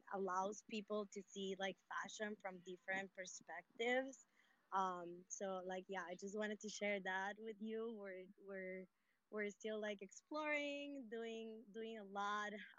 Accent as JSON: {"language": "English", "country": "Colombia", "said": "I'm from Colombia"}